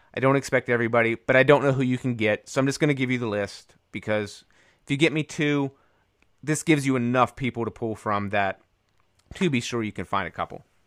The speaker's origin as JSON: {"language": "English", "town": "Raleigh", "region": "North Carolina", "country": "United States", "tie": "born or raised there", "said": "where I grew up in Raleigh."}